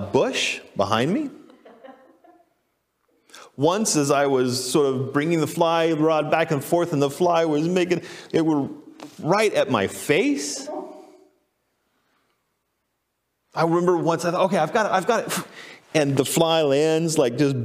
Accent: Texas, United States; moved away; also born or lived in Boise, Idaho; I grew up in Texas

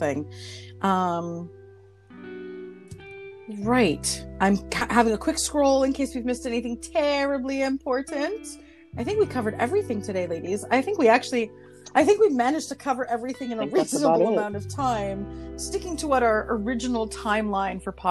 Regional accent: Canada; I'm Canadian

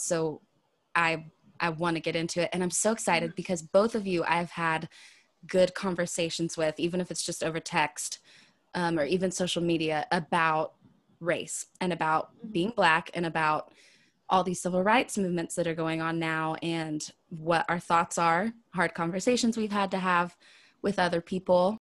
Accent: Wichita, Kansas, United States; born or raised there; now in the South, United States

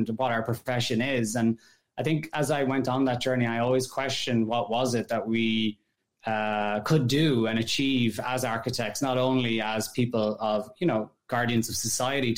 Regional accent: Ireland; moved away as an adult; also born or lived in France / Netherlands; now in New York, United States; I grew up in Ireland and in rural Ireland. So, you know, I'm from the countryside

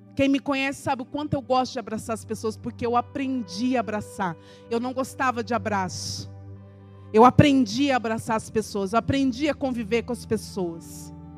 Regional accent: interior of Paraná, Brazil; como dizem lá na minha terra, no interior do Paraná

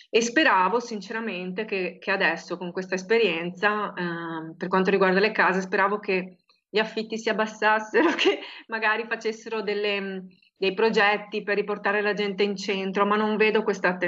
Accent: Marostica, Veneto, Italy; dove io sono cresciuta a Marostica, c'era quello che profumava con quei profumi proprio di frutta e verdura fresca, no?

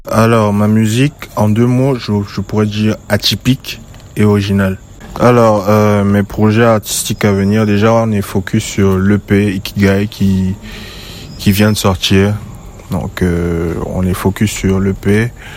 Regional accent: West Cameroon, Cameroon; now in Douala, Cameroon; Je suis d'origine de l'Ouest Cameroun. Plus précisément à Batier.

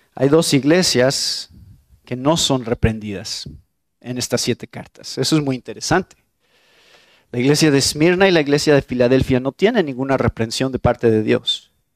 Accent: Mexico; soy mexicano

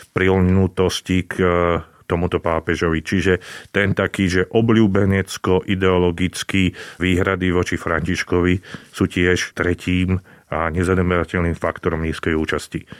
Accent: Slovakia; my sme Slováci

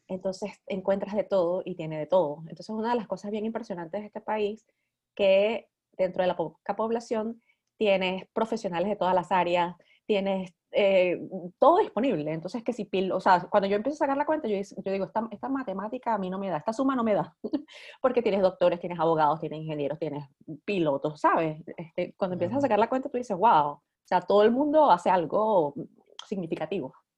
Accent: Venezuela; moved away as an adult; also born or lived in New York, United States; now in Iceland; yo salí de Venezuela en el 2001 y yo salí para Estados Unidos, yo me fui para Nueva York

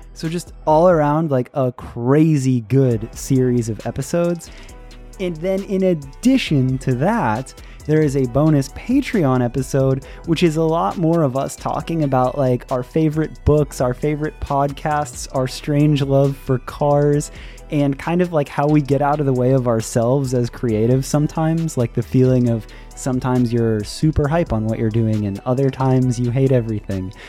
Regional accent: Clearwater, Florida, United States; we are both from Clearwater, Florida

